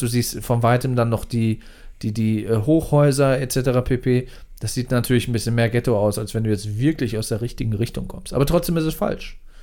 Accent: Mannheim, Baden-Württemberg, Germany; als jemand, der aus Mannheim kommt und den Mannheimer Dialekt kennt

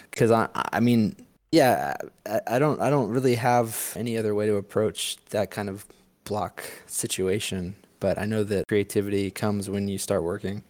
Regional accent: St. Louis, Missouri, United States; I'm from St. Louis. Grew up in St. Louis

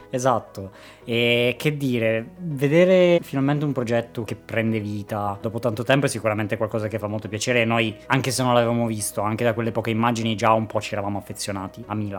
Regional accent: Turin / Cuneo, Piedmont, Italy; noi siamo di Torino Cuneo

